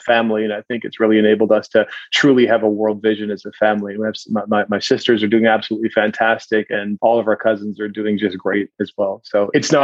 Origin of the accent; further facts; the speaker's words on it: Williams Lake, British Columbia, Canada; I grew up in a small town in central British Columbia, a little town slash city. We thought we were a city. We were a little small town called Williams Lake.